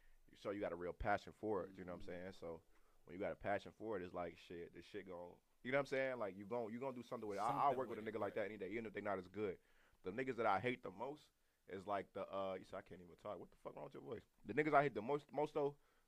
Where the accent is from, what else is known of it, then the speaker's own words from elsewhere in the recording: Chicago, Illinois, United States; I'm from Chicago